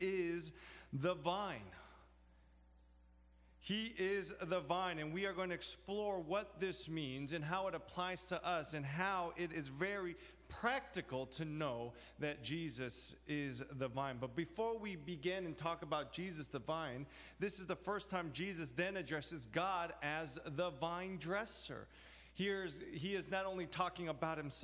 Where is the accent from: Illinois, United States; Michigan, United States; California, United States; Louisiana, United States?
California, United States; Los Angeles; now in New York, United States; I grew up in Los Angeles. Now I live in New York.